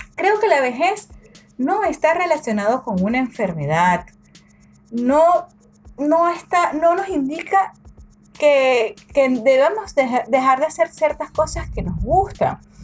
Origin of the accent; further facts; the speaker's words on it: Venezuela; moved away; en mi país natal, en Venezuela